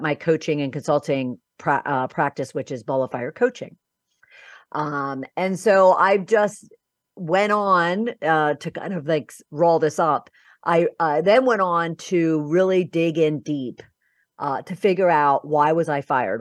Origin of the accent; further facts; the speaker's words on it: Philadelphia, Pennsylvania, United States; moved away as an adult; also born or lived in Boca Raton, Florida; I'm originally from Philadelphia, um, and, uh, my background really started in my home because I'm one of twelve children